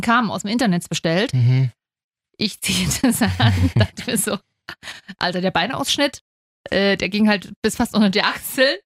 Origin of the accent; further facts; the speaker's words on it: Leipzig, Saxony, Germany; Ich bin Leipzigerin